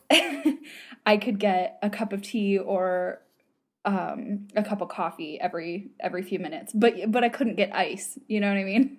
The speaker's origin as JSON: {"language": "English", "country": "United States", "accent": "American", "said": "my American accent"}